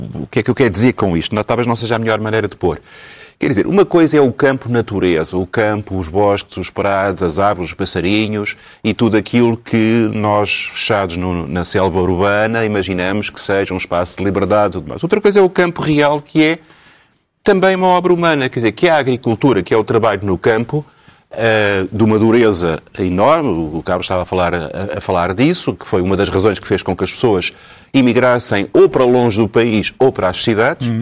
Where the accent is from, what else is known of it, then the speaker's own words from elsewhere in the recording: Lisbon, Portugal; nasci em Alfama, e, portanto, lembro-me na minha infância